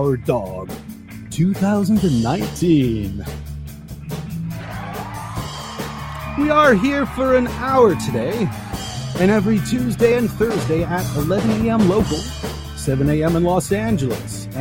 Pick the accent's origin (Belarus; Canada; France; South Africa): Canada; I am Canadian, and we've just celebrated our national holiday yesterday, Canada Day